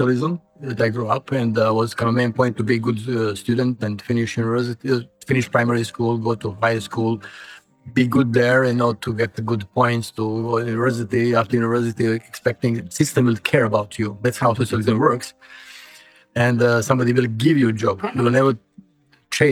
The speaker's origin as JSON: {"language": "English", "country": "Bosnia & Herzegovina", "tie": "born or raised there", "said": "I'm from the central ex-Yugoslavia. Now it's Bosnia. I'm Serb from Bosnia"}